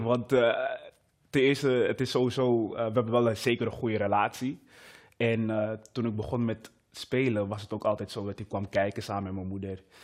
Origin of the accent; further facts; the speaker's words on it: Amsterdam, North Holland, Netherlands; also born or lived in Meppel; ben opgegroeid in Amsterdam